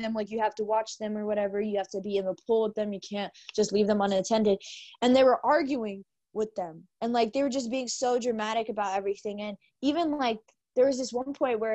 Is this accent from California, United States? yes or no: no; Texas, United States; we're from Texas